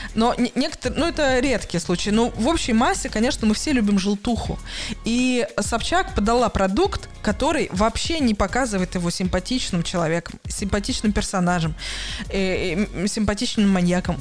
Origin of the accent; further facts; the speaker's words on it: Russia; now in Hamburg, Germany; я из России